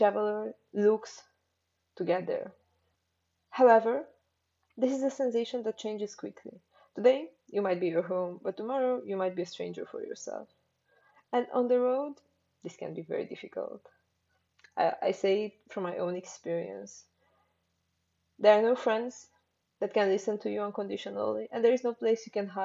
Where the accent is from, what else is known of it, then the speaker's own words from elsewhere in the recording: Transylvania, Romania; moved away; Transylvania, the wonderful place where I grew up.